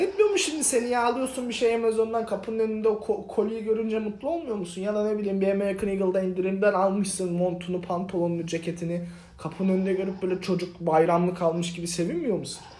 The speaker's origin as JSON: {"language": "Turkish", "town": "Ereğli", "region": "Zonguldak", "country": "Turkey", "tie": "born or raised there", "also_born_or_lived": "Adana / New York / Sakarya", "moved": "as an adult", "lives_now": "United States", "said": "Ereğli'de Zonguldak Ereğli'de büyüdüm ben"}